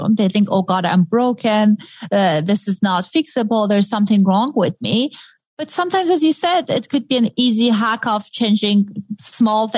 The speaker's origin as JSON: {"language": "English", "country": "Iran", "tie": "born or raised there", "accent": "Middle Eastern", "moved": "yes", "said": "I grew up in Iran in a very modern family"}